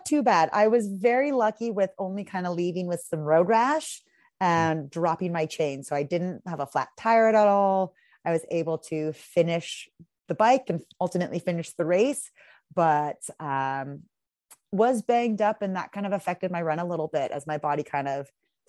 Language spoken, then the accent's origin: English; Pacific Northwest, United States; Again, I'm very pale from the Pacific Northwest.